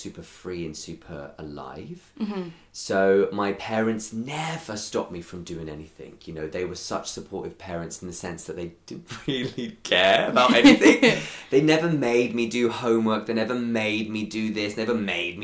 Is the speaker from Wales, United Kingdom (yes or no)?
no; London, United Kingdom; I am from North London through and through. So a little place called Crouch End